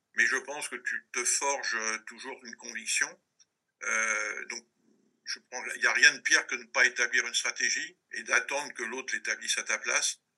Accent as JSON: {"language": "French", "town": "Maisons-Alfort", "region": "Île-de-France", "country": "France", "tie": "born or raised there", "also_born_or_lived": "Paris", "said": "un Parisien, enfin de, de la proche banlieue parisienne, que j'ai vécu, euh, je suis né à Paris, mais j'ai vécu très longtemps à Maison-Alfort"}